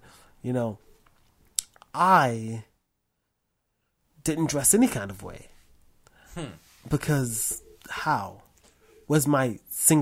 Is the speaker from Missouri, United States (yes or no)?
no; New York City, New York, United States; I grew up in Harlem